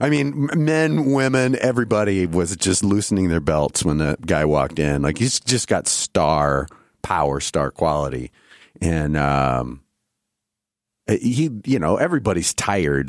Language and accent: English; Iowa, United States; moved away; a newsstand in my in my hometown.